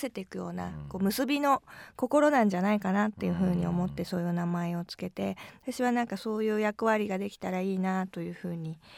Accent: Tokyo, Japan; 私は東京生まれ、うん、東京育ちで

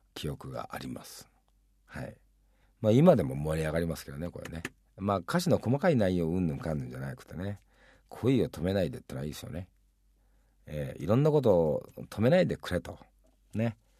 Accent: Hiroshima, Japan; 自分広島出身ですけど

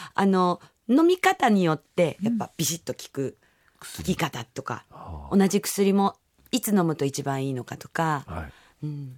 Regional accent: Yokohama, Kanagawa, Japan; 私の地元ですね。横浜でやらせていただきました

